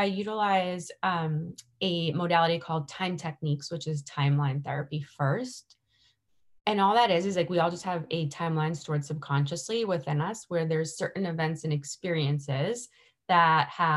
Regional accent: Boston, Massachusetts, United States; growing up around Boston

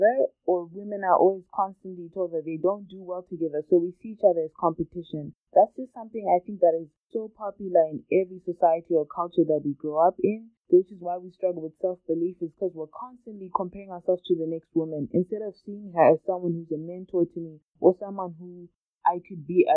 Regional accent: Zimbabwe; growing up in Zimbabwe, which is where I grew up with my twin sister and my family

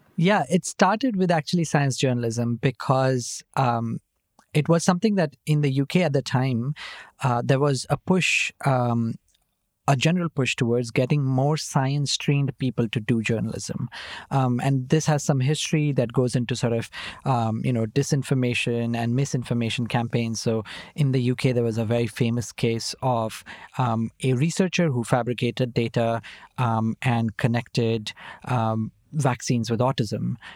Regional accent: Nashik, Maharashtra, India; moved away as an adult; also born or lived in Mumbai / Oxford; I was born in Nasik, uh, in Maharashtra, um, and I grew up there. I was there till, uh, I was, uh, finishing my twelfth standard

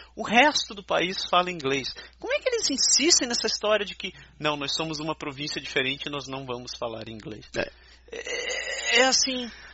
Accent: Brazil; now in Canada; A gente, brasileiro, não falar inglês

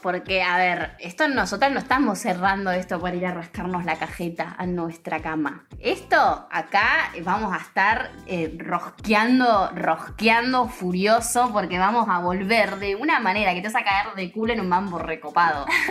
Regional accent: Argentina; como argentinos que somos

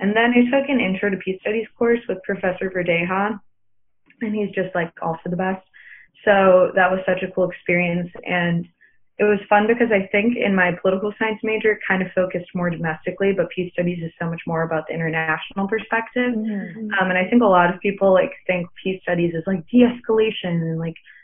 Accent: Chicago suburbs, Illinois, United States; moved away as an adult; I'm from the Chicago suburbs

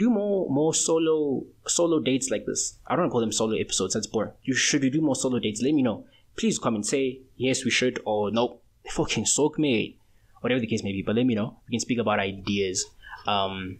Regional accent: South Africa; We're still South African

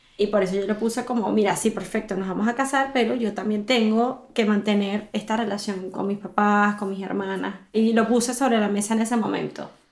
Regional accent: Venezuela; moved away as an adult; now in Santiago, Chile; Soy venezolana, soy mamá de Andrés y de Paula

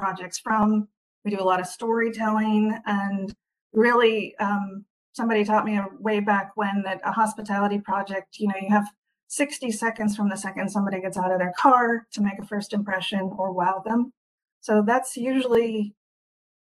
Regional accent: California, United States; also born or lived in Hawaii; now in Washington, United States; I am from California originally, moved up to Washington

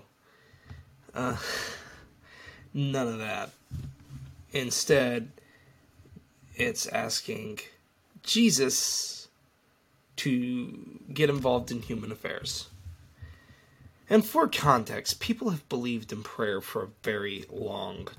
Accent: United States; it's kind of all in my home country's DNA, prayer, all over the place

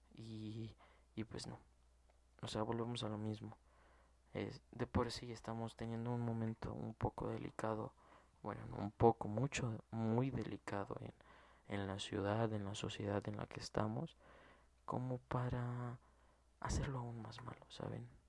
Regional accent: Mexico; como mexicano

